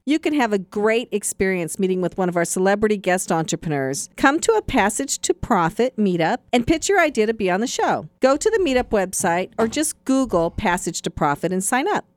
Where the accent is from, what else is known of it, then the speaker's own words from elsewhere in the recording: Seattle, Washington, United States; now in New York, United States; when I was ten years old growing up in Seattle